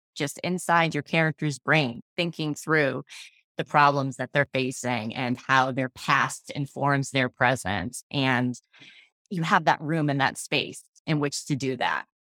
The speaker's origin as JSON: {"language": "English", "region": "Massachusetts", "country": "United States", "tie": "born or raised there", "said": "I was born and raised here"}